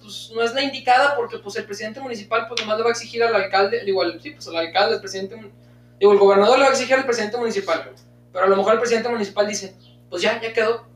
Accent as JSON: {"language": "Spanish", "country": "Mexico", "said": "nosotros como mexicanos, ya como latinoamericanos"}